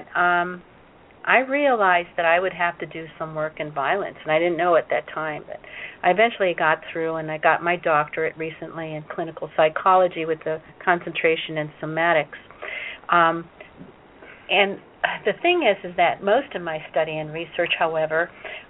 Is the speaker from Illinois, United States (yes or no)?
yes; Chicago, Illinois, United States; English is a second language; I learned it from my brothers and sisters and mother when I was growing up in Chicago